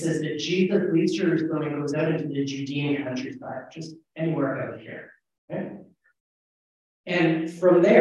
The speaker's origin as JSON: {"language": "English", "country": "Canada", "said": "I'm Canadian"}